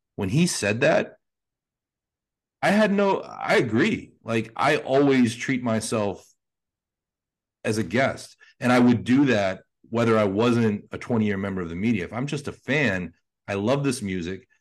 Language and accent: English; Pittsburgh, Pennsylvania, United States; growing up in Pittsburgh